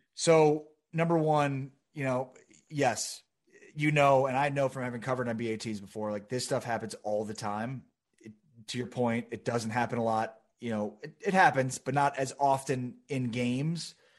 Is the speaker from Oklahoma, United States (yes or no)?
no; Chicago, Illinois, United States; now in Dallas, United States; I grew up in Chicago.